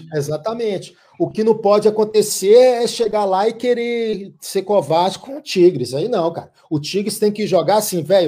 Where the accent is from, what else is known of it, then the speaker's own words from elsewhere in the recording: Minas Gerais, Brazil; now in São Paulo, Brazil; eu sou mineiro